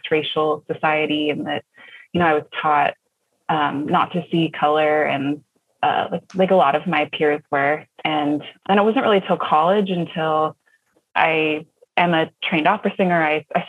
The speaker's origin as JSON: {"language": "English", "town": "San Diego", "region": "California", "country": "United States", "tie": "born or raised there", "said": "I grew up in San Diego."}